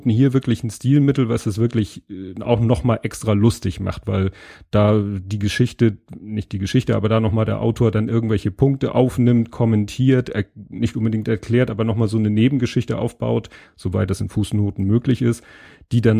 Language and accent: German; Hamburg, Germany; weil das ist für äh, mich als Hamburger natürlich nochmal besonders spannend.